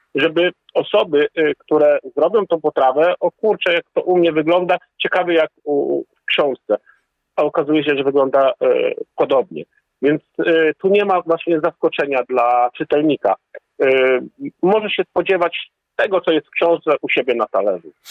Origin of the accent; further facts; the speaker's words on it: Poland